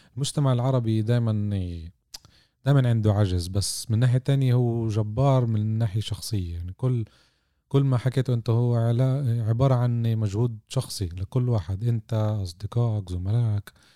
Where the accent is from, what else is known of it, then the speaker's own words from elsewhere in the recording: Jaffa, Tel Aviv District, Israel; عندنا بيافا